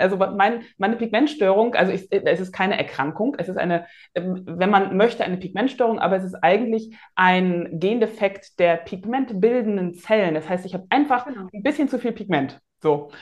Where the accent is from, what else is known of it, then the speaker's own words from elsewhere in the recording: Rostock, Mecklenburg-Vorpommern, Germany; Bin ja in Rostock geboren und aufgewachsen